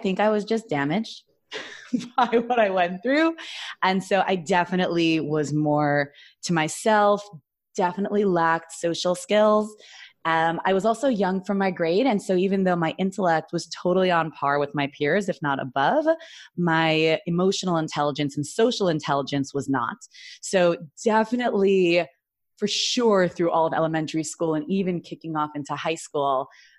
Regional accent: New York City, New York, United States; moved away as an adult; also born or lived in Jerusalem, Israel; I grew up actually in Flatbush, Brooklyn, New York.

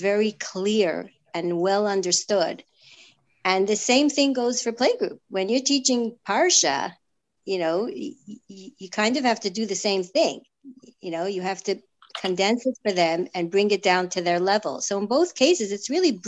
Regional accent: New York City, New York, United States; now in Toronto, Canada; I grew up in Crown Heights, the youngest of a large family

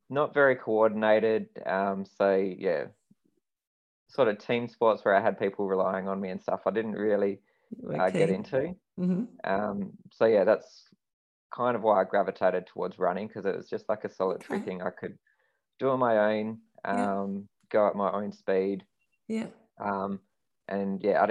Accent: Western Australia, Australia; born in Western Australia. I've been here my whole life. So I've really only lived within probably half an hour of the house that I grew up

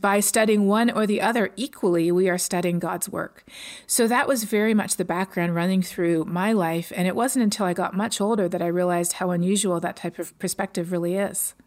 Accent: Canada; moved away as an adult; now in Texas, United States; growing up in Canada

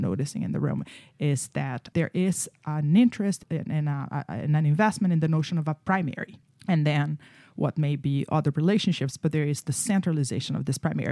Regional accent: Brazil; moved away; I grew up in Brazil

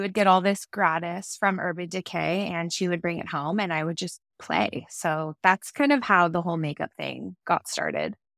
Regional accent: Orange, California, United States; also born or lived in San Francisco / Los Angeles; grew up in Orange, California, so a little bit inland of where we live now by the coast

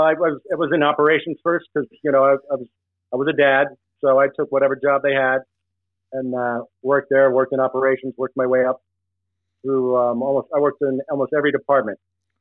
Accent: New England, United States; But seriously, I am from New England

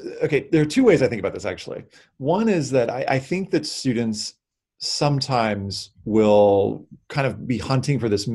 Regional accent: the South, United States; I was raised in the South

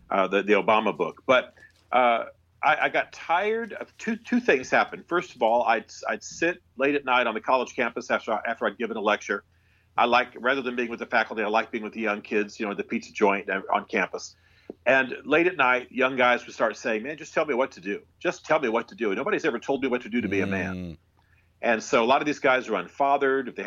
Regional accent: Germany; My unusual life is that I, it begins with the fact that I was raised in Europe. My father was an army officer Oh. And uh, so he was a military intelligence officer and a Russian linguist, special forces. And so I actually grew up in Germany.

